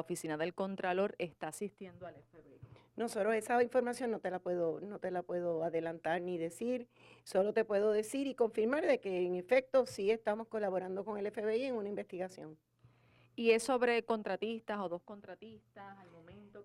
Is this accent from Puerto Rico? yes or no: yes; Carolina, Puerto Rico; mi pueblo de Carolina